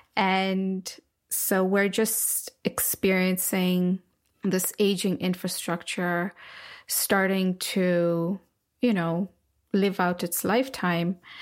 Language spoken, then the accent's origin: English; Nairobi, Kenya; now in United States; when I was growing up in Nairobi